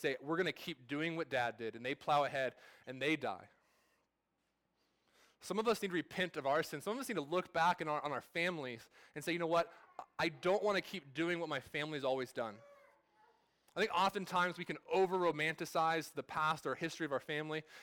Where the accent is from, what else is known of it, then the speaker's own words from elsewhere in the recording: California, United States; I'm from California. I was born and raised there, but my family's not from there. We're from Oklahoma